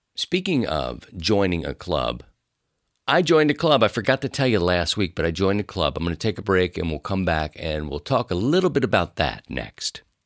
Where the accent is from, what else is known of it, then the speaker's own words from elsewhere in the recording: Baltimore, Maryland, United States; moved away as an adult; now in Saint Louis, United States; I grew up in Baltimore and lived there for a long time